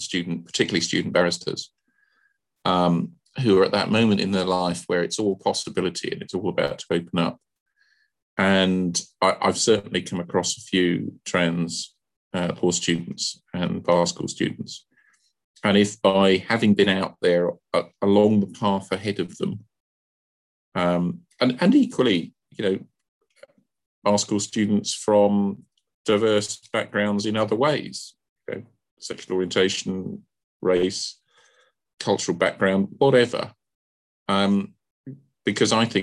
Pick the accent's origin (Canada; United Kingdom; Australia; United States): United Kingdom; London; I'm a Londoner born and bred